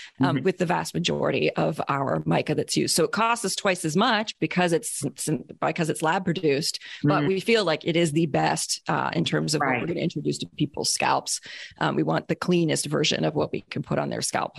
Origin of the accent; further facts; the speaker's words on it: Canada; I'm Canadian